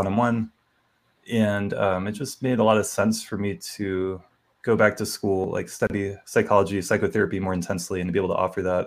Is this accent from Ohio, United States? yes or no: no; North Carolina, United States; moved away as an adult; now in Boulder, United States; I grew up in North Carolina